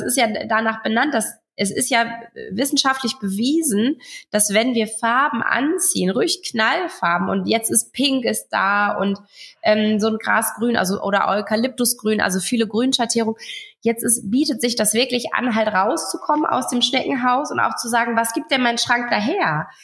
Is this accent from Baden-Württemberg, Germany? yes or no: no; Friesland, Lower Saxony, Germany; ich komme aus Friesland